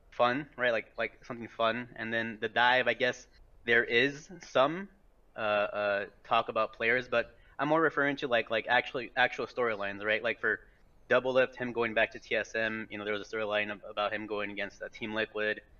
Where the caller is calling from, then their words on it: Iowa City, Iowa, United States; Uh, Iowa City, Iowa.